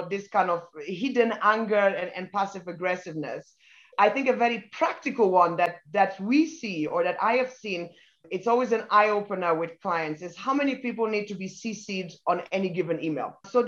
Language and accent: English; Ghana; also born or lived in Germany / United Kingdom / Italy / Belgium; now in Kenya; I'm half British, half Nigerian, but I was born in Germany, grew up in Ghana and in the UK. And then I've worked in Italy, in Belgium, and for the past 14 years, been based out of Kenya.